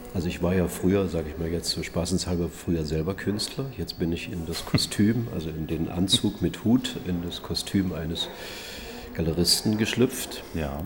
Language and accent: German; Usedom island, Mecklenburg-Vorpommern, Germany; also born or lived in Schollene, Havelland (born); now in Dresden, Germany; aufgewachsen auf der Insel Usedom.